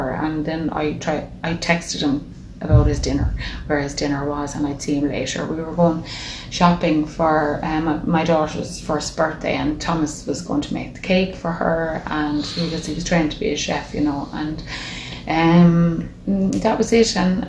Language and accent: English; Dublin, Leinster, Ireland; moved away; We're from Dublin originally